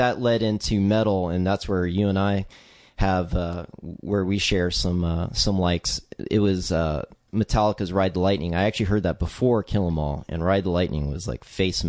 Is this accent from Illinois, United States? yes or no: no; Texas, United States; also born or lived in Virginia; yeah, Virginia and Texas. Basically, I'm from Texas, but I'm a military kid, so I ended up back in Texas when my dad retired, and that was for my senior year.